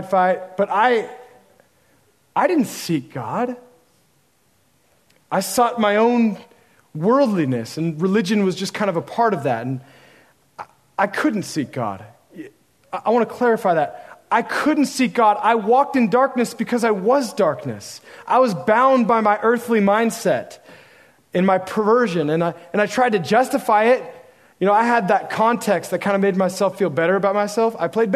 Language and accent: English; Oregon, United States; now in San Marcos, United States; I'm from Oregon